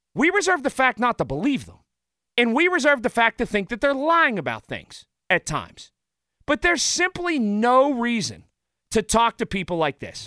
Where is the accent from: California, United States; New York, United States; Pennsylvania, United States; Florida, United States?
Pennsylvania, United States; Sharpsburg; the old Italian men that I grew up with in Sharpsburg